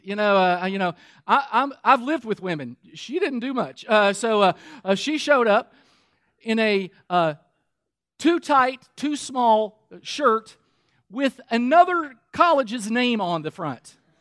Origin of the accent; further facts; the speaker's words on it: Kentucky, United States; moved away; also born or lived in Michigan; Now, we were living in Michigan at the time. I'm from Kentucky.